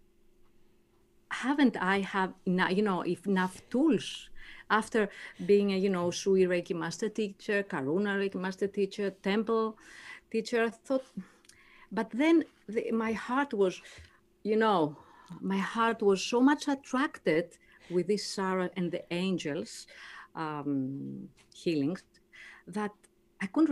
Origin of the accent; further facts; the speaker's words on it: Greece; moved away as an adult; now in Gold Coast, Australia; I'm from Greece.